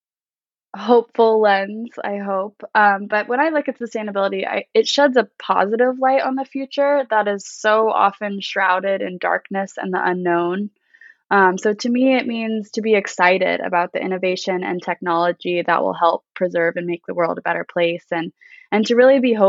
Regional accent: Southern California, United States; raised in Southern California in a pretty small, some might call it a hippie town

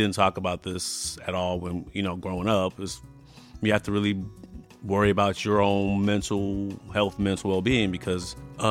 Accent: Tucson, Arizona, United States; moved away as an adult; also born or lived in Bermuda / Wichita, Kansas; now in Grandview, Missouri, United States; I was born in Bermuda. Moved to the States when I was nine. Moved to Arizona, Tucson, Arizona. Lived there, went to high school

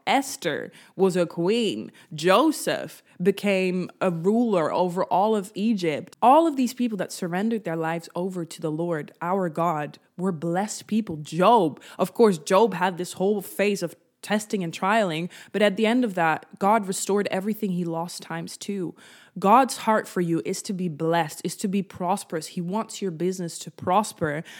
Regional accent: Netherlands; I'm from the Netherlands, so we cycled a lot in my childhood

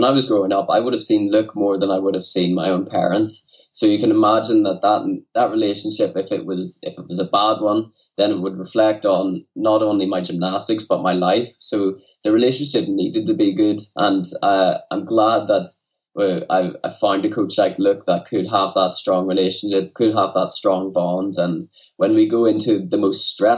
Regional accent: Newtownards, Northern Ireland, United Kingdom; also born or lived in Dublin; my hometown, Newtownards.

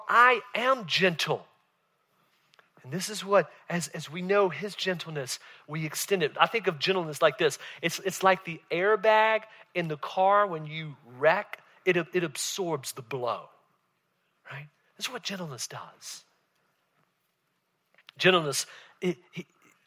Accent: Southern Virginia, United States; moved away; I grew up in Southern Virginia

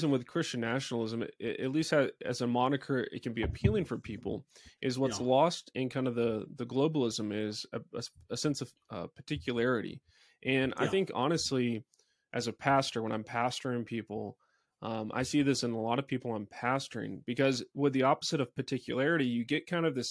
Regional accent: Texas, United States; now in Colorado, United States; I come from Texas. Texas has a great regional identity

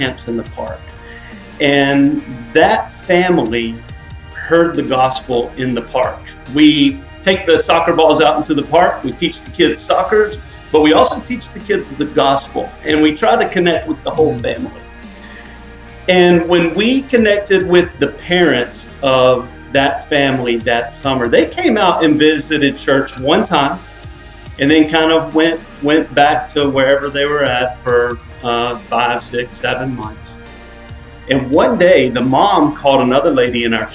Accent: Macon, Georgia, United States; now in Portland, United States; I'm originally from Macon, Georgia, so just a little south of where you guys are from

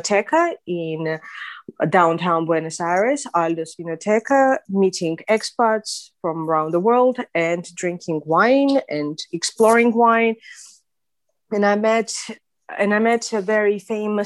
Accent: Armenia; English is a second language; also born or lived in Moscow; now in United Kingdom; I was born in Armenia. I spent the first couple of years of my life actually in Moscow, where my father was doing his postdoc. So I would say I returned back to Armenia when I was six.

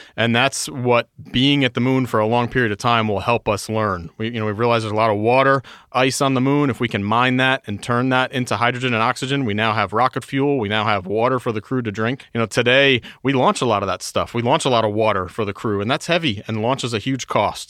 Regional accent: New York, United States; I was born and raised in New York, about an hour north of the city.

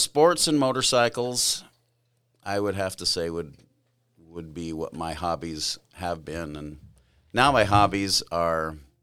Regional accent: California, United States; Oh, sure. I was born in California. It was a fun, a nice place. I grew up with my mother's parents lived there, as well as two of her sisters.

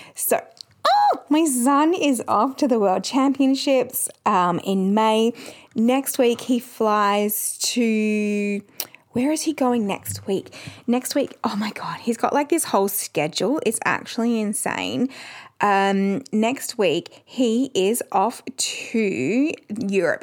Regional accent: Perth, Western Australia, Australia; we are from Perth.

